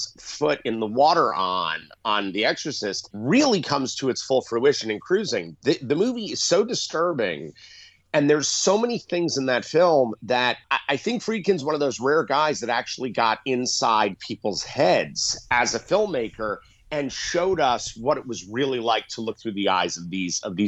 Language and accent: English; New York City, New York, United States; And I grew up in New York City.